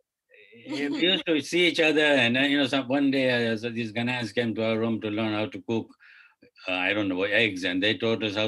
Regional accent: Dar es Salaam, Tanzania; moved away as an adult; also born or lived in Kenya; now in Toronto, Canada; I come from Uhuru Street, Dar es Salaam

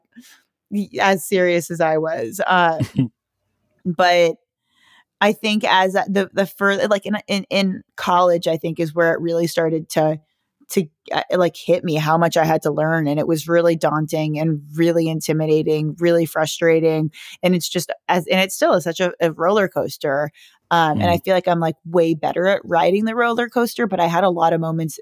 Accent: South Bay, Southern California, United States; I grew up in Southern California in a beach city

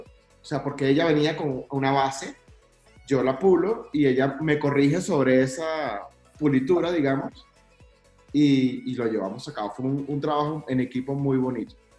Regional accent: Venezuela; yo soy venezolano y soy súper orgulloso de mi país

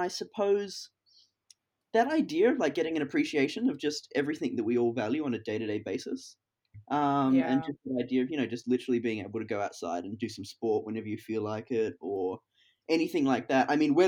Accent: Hong Kong; I've never skydived. As you said, growing up in Hong Kong, there is just nowhere to do it.

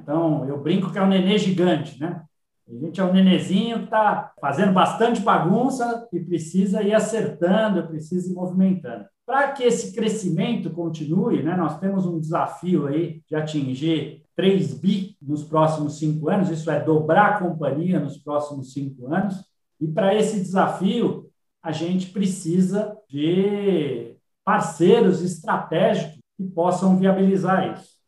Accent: São Paulo, Brazil; eu sou nascido em São Paulo

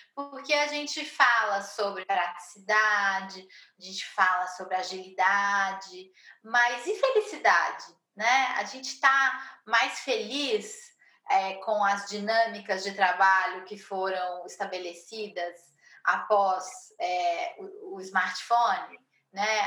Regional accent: Brazil; sou brasileira, moro em São Paulo

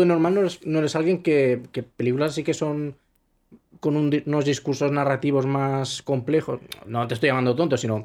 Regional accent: Spain; soy, soy español

